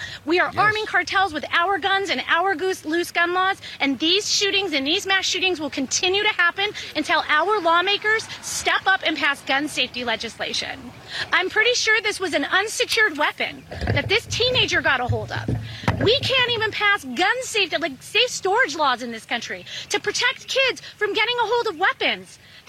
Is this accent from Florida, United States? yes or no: no; Highland Park, Illinois, United States; I'm from Highland Park.